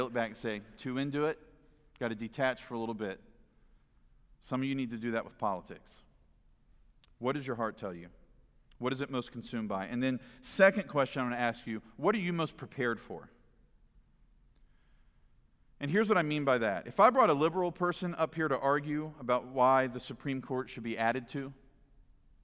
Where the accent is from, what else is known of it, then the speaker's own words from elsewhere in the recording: Virginia, United States; in the great state of Virginia